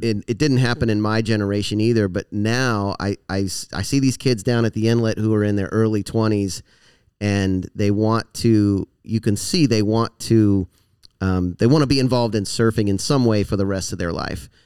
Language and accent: English; Florida, United States; moved away as an adult; also born or lived in California; I grew up here in Florida, went to, lived in California for ten years, went to college out there